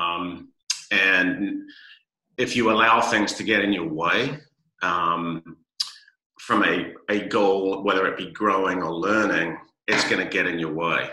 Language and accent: English; London, United Kingdom; now in San Diego, United States; I grew up in London and was a Londoner through and through. And, now I'm a proud Californian 30 plus years later.